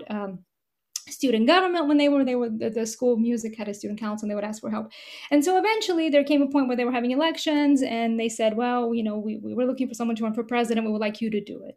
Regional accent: Moscow, Russia; also born or lived in Nashville, Tennessee / New York; now in Mississippi, United States; My mother is a composer and a pianist, and we are both from Moscow, Russia

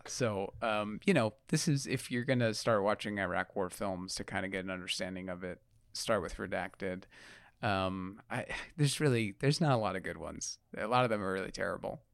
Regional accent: New York, United States; I'm from New York

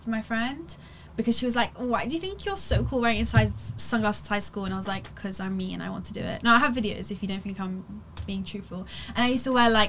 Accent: London, United Kingdom; born or raised there; also born or lived in Maassluis, Netherlands

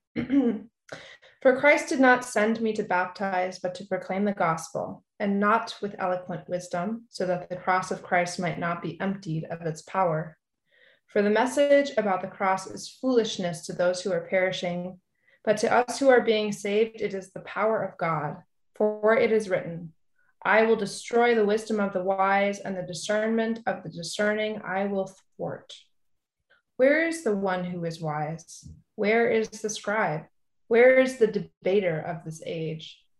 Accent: California, United States; also born or lived in East Coast; now in St. Paul, United States; I grew up in California and I lived for a while on the East Coast.

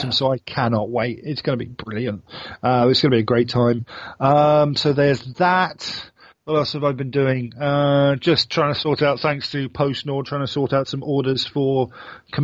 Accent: England, United Kingdom; now in Sweden; I'm Englishman

